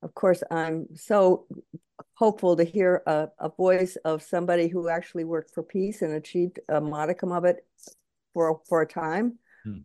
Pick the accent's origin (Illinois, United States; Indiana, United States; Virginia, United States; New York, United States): New York, United States; now in California, United States; I'm originally from New York